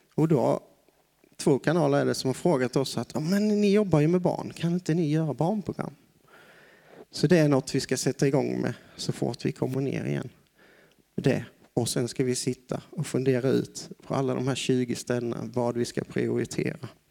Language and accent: Swedish; Broby, Skåne, Sweden; moved away as an adult; also born or lived in Osby / Brazil; now in Tanzania; Jag kommer ifrån en liten ort härifrån. Jag är född i Broby